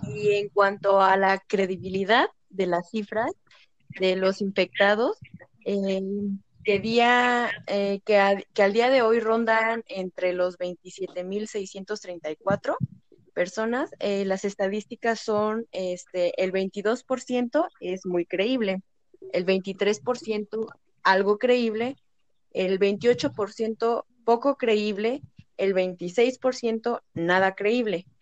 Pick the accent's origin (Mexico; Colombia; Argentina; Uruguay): Mexico; como mexicanos